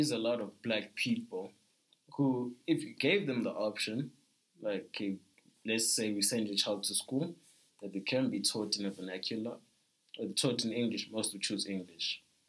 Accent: South Africa; I think South Africans really feel like we're just South African, and then there's Africa.

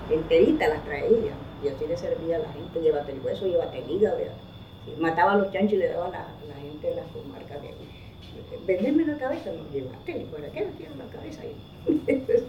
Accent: Managua, Nicaragua; also born or lived in Las Minas, Nicaragua; nosotros somos de Quinea, pero yo soy criada en yo nací en las minas, porque mi papá era minero, pero yo nos creamos en Managua. Mi mamá era chinandegana, pero nosotros nos, sacó mi mamá del monte

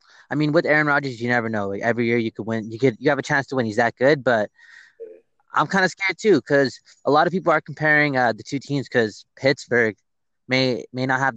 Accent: Canada; I'm from Canada

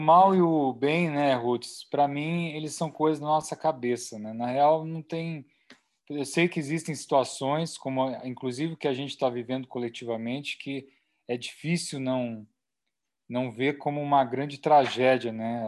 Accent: Chapada dos Veadeiros, Goiás, Brazil; Chapada dos Veadeiros, Cerrado, que é a minha terra

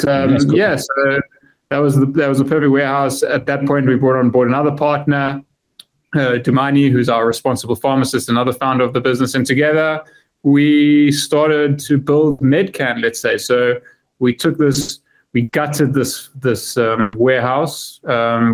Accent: Johannesburg, Gauteng, South Africa; moved away as an adult; now in United Kingdom; I'm originally from Johannesburg, born and bred, but I haven't lived there for a while now

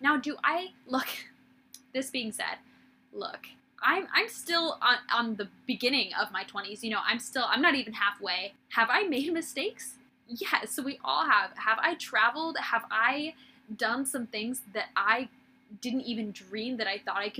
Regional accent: Midwest, United States; moved away as an adult; also born or lived in West Coast / Redding, California; I grew up in the Midwest

